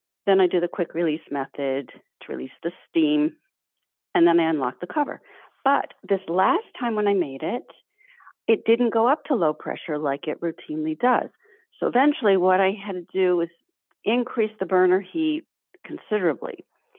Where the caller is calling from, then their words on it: Massachusetts, United States; Wambsgott, Mass.